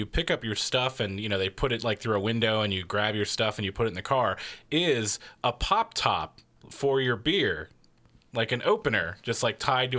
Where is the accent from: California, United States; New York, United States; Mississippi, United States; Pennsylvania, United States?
California, United States; We're from California.